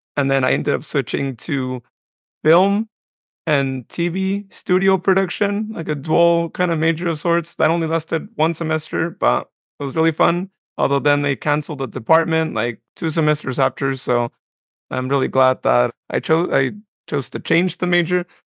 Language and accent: English; Modesto, California, United States; also born or lived in Patterson, California / Westley, California; I was born in Modesto, but I was actually raised for my first ten years of life in the Patterson area, specifically in Wesley.